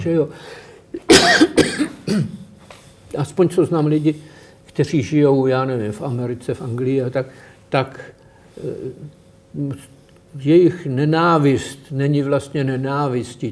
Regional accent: Prague, Czechia; jsem z Praha, je pro mě město, kde se cítím dobře.

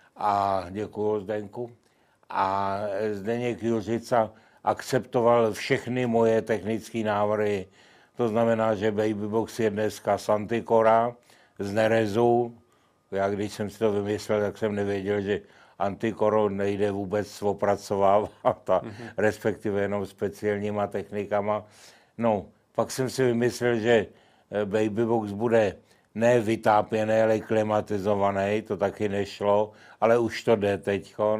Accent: Kladno, Central Bohemian Region, Czechia; v Kladně, mém rodném městě

